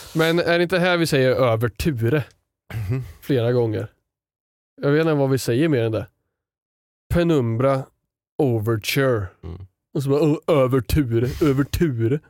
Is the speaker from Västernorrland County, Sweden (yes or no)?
yes; Sundsvall, Västernorrland County, Sweden; jag har varit med på typ en handbollsträning när jag var liten i Sundsvall